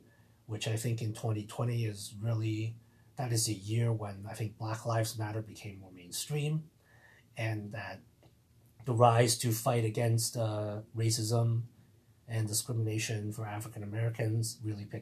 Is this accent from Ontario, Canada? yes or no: yes; Toronto, Ontario, Canada; I grew up in the Toronto area for the past 20 plus years